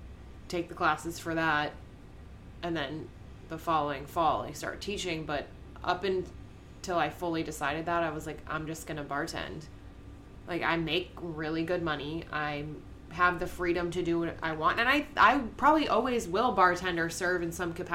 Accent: Massachusetts, United States; now in Florida, United States; I'm from Massachusetts.

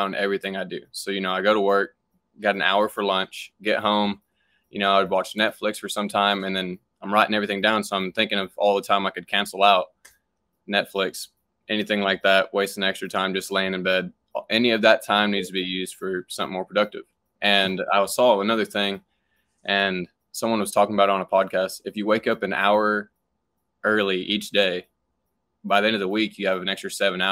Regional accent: Fort Worth, Texas, United States; I'm here from Fort Worth, Texas area, small town

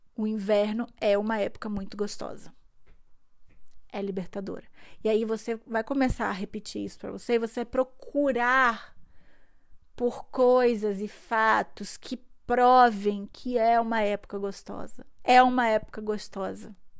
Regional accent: Brazil; now in Germany; eu nasci no Brasil

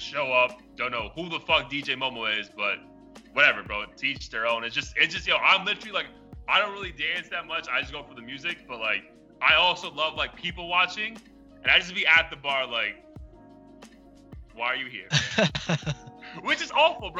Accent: New York City, New York, United States; I grew up in the Bronx.

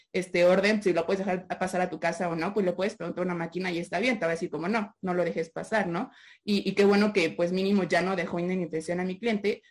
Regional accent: Mexico; como mexicana y como abogada mexicana

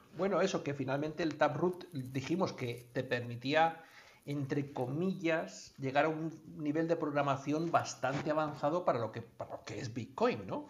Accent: Colombia; de donde yo procedo de Colombia

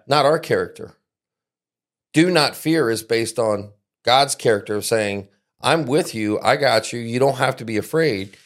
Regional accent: East Coast, United States; now in South Central Michigan, United States; I grew up on the East Coast

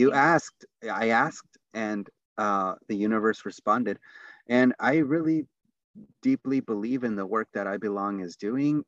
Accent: San Diego, California, United States; also born or lived in Tijuana, Mexico / Los Angeles, California; the neighborhood that I grew up in. So I was born in Tijuana, and then, um, which is Baja California, Mexico. We immigrated to Los Angeles, California. And we ended up in a place called San Diego. Um, and then even more honed in, it was San Isidro

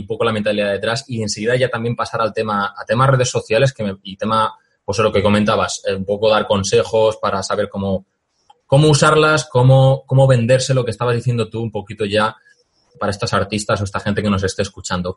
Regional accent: Valencia, Valencian Community, Spain; Yo soy de Valencia

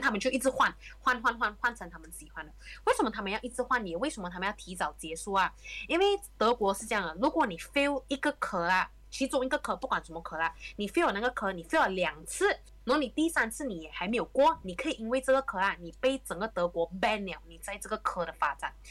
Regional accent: Malaysia; moved away as an adult; also born or lived in Germany; 他跟我们马来西亚从小的 education system 就已经有一点很大分别啊

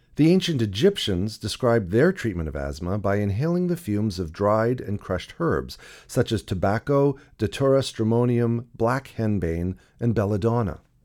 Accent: Toronto, Ontario, Canada; In the nineteen seventies and eighties, I grew up in Toronto, the younger of two boys.

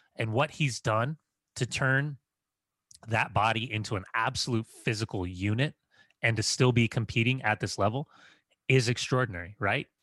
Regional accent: United States; as an American

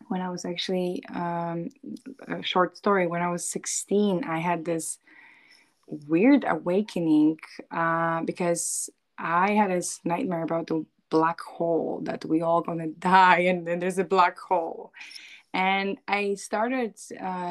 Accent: Poland; moved away; also born or lived in New York City, United States; I'm actually right now in Poland, where I'm originally from. I used to live in New York City for many years, and I moved back to Poland, to my hometown, which is northeast part of Poland, not far from Warsaw

